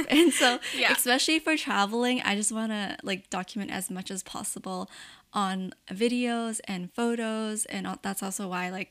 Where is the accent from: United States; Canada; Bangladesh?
Canada; I'm Chinese Canadian myself